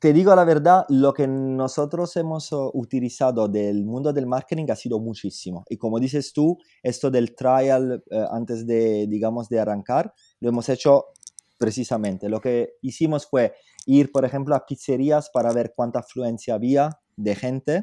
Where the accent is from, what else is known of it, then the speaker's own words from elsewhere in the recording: Southern Italy, Italy; Spanish is a second language; also born or lived in Paris / London; now in Spain; yo soy italiano, lógicamente soy del sur de Italia y como los italianos del sur tenemos una pasión por la cocina increíble